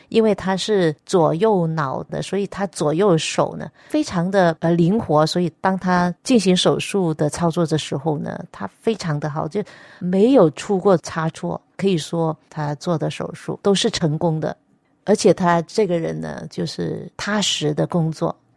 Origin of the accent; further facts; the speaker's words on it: Nanning, Guangxi, China; moved away; also born or lived in Nanhai County, Guangdong; 我本身是一个广东人，原籍是广东的南海县，但是呢，我本身是在广西南宁出生